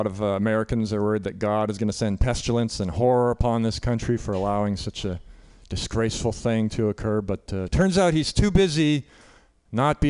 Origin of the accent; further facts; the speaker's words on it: Canada; now in United States; So I'm Canadian. I grew up in Canada